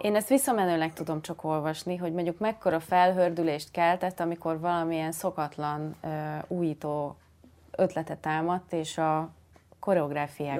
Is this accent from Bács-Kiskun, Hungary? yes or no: yes; Szakmár, Bács-Kiskun, Hungary; én szakmárból származom